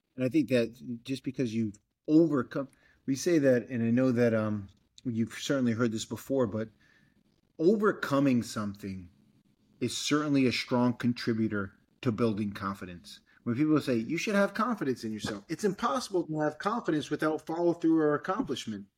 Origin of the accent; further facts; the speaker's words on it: Fall River, Massachusetts, United States; now in Miami, United States; I grew up in Fall River, Massachusetts